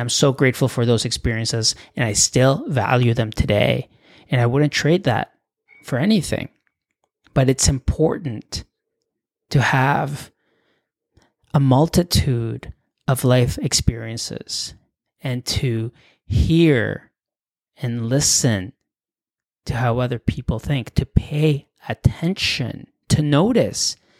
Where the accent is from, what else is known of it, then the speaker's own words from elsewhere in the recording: Canada; also born or lived in Mexico / Europe; I was born in Mexico, you know, but I had grown up in Canada since I was a little kid